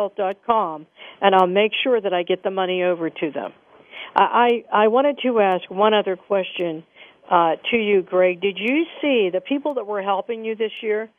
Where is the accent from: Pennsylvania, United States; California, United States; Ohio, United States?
Pennsylvania, United States; Moon Township; I'm from Moon Township